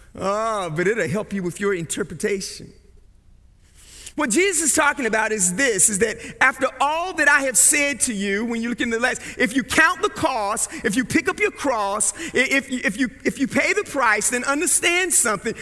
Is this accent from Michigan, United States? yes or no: no; Barco, North Carolina, United States; growing up in Barco, North Carolina